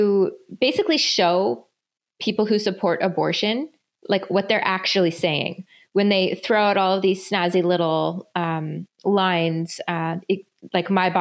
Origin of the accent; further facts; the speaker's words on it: Canada; I'm a Canadian anti-abortion activist.